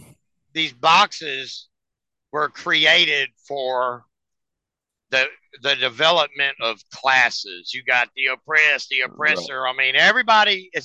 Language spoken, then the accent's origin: English; United States; I'm American